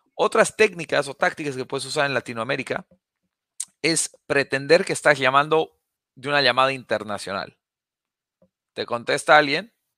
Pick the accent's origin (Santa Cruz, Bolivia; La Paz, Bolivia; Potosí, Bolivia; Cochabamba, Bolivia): La Paz, Bolivia; now in United States; Yo nací, crecí en La Paz, Bolivia